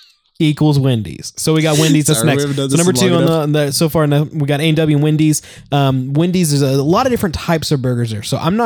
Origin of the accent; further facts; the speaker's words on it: Texas, United States; born there; I was born in Texas. For these guys didn't know, I was born in Texas, and we would get Whataburger every time we would go to Texas.